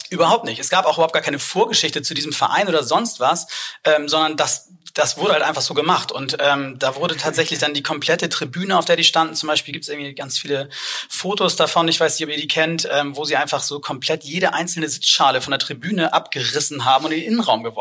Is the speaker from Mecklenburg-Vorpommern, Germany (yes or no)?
no; Hamburg, Germany; aber zumindest interessiert angeguckt wurde als Hamburger